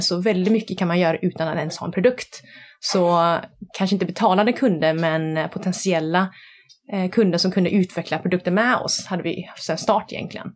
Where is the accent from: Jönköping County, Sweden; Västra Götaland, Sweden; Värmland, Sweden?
Västra Götaland, Sweden; Gothenburg; jag kommer från Göteborg. Mina föräldrar kom hit från eh, Vietnam under Vietnamkriget. Träffades här och jag är född i Sverige. Så jag är uppvuxen i Bergsjön